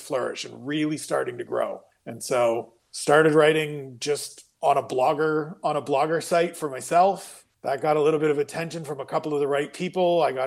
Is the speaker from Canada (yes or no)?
yes; Ontario, Canada; I'm Canadian.